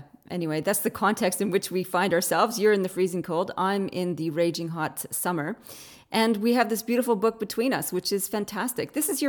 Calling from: Australia; So living on the other side of the pond, I'm dialing in from Australia.

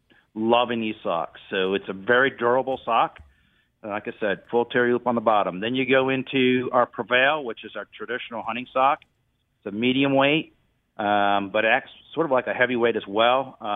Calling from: Springfield, Kentucky, United States; Springfield, Kentucky.

